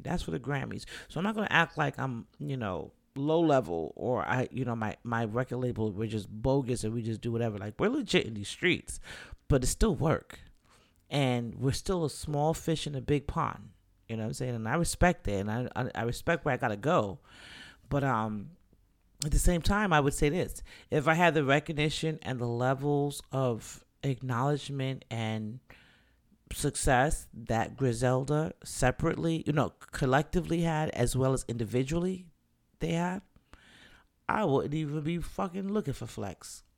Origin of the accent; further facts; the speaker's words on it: New York, United States; moved away; I was born and raised in the Bronx, Jacoby Hospital